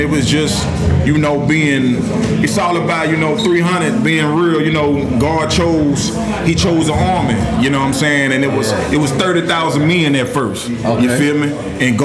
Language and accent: English; Hammond, Louisiana, United States; I'm from Hamtown, man. Everybody know, you know, Hamtown, 985, it's tatted on my arms